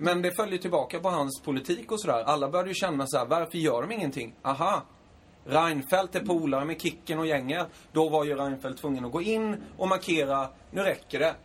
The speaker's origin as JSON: {"language": "Swedish", "region": "Småland", "country": "Sweden", "said": "jag är från Småland"}